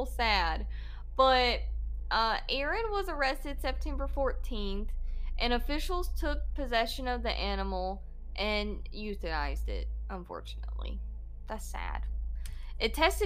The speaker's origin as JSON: {"language": "English", "region": "Georgia", "country": "United States", "accent": "Georgia accent", "said": "I am from Georgia. This accent that you hear is not fake."}